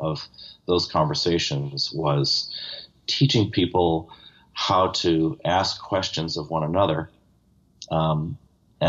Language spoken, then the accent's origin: English; Buffalo, New York, United States; I come from Buffalo